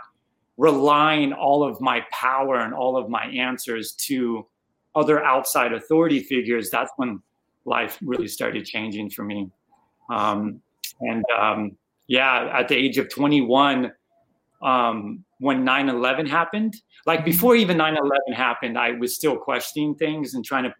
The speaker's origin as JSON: {"language": "English", "region": "Arizona", "country": "United States", "tie": "born or raised there", "also_born_or_lived": "Chicago, United States", "moved": "as an adult", "lives_now": "Houston, United States", "said": "I'm originally from Arizona, was born and raised there, lived there for about 30 years"}